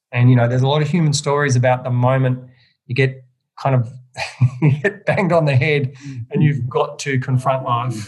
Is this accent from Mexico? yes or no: no; Melbourne, Victoria, Australia; also born or lived in Macedon Ranges / Bendigo; I grew up in the suburbs of Melbourne